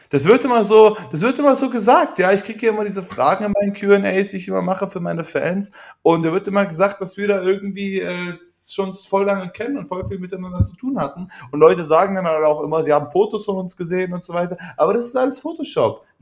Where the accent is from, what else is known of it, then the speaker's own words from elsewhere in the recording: Cologne, North Rhine-Westphalia, Germany; weil ich bin ja, ich bin halt Kölsche Mädchen, bin ja Kölsche Mädchen